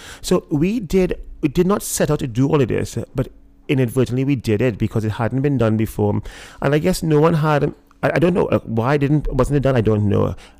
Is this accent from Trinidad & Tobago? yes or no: yes; Trinidad & Tobago; moved away; the reason it has a pelican is almost as a homage to to growing up in Trinidad. There was a bar called the Pelican, which I loved and I adored, and I spent so much time there, and this is like me bringing back a part of my past.